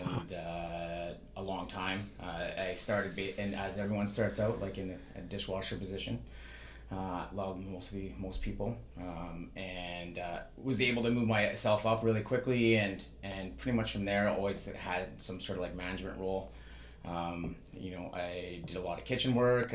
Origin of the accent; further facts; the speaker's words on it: Saskatchewan, Canada; also born or lived in Terrace, British Columbia; now in British Columbia, Canada; Growing up, I didn't grow up in BC. We moved here in 1988. I grew up in Saskatchewan.